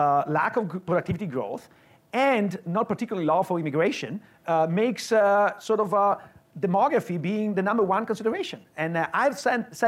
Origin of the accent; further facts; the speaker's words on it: Veneto, Italy; moved away as an adult; now in Illinois, United States; I grew up in Veneto, which is not far from Austria and Slovenia.